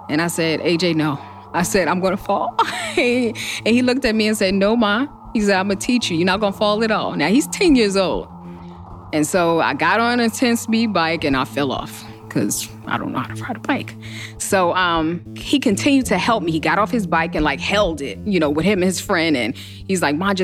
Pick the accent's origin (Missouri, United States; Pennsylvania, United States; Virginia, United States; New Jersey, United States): New Jersey, United States; Newark; I'm from Newark, New Jersey